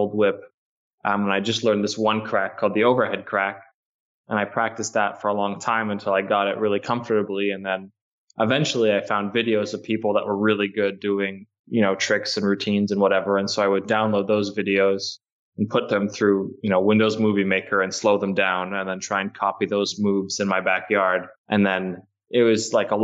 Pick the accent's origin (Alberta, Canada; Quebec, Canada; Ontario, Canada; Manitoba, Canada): Ontario, Canada; Toronto; I'm from Toronto